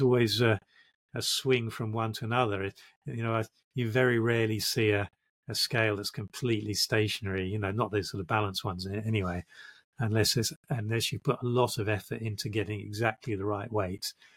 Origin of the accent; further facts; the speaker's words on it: London, United Kingdom; also born or lived in South of England (village, first five years); i'm british and i grew up in uh, in what they call the home counties